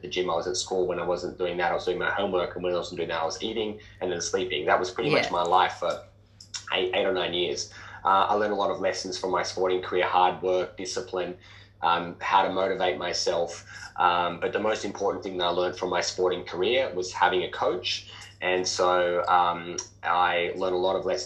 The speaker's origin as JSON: {"language": "English", "town": "Sydney", "region": "New South Wales", "country": "Australia", "tie": "born or raised there", "said": "I grew up in Western Sydney, a working class family"}